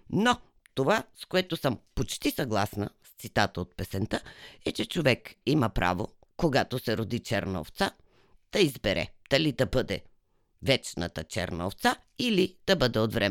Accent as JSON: {"language": "Bulgarian", "country": "Bulgaria", "tie": "born or raised there", "said": "Пък аз съм българка. Родена съм в България. Живяла съм целия си живот в България. Няма как да не съм българка."}